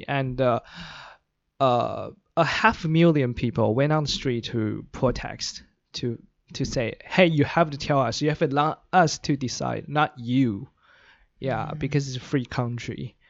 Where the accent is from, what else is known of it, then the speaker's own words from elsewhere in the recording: Taiwan; English is a second language; now in Australia; Actually, I'm from Taiwan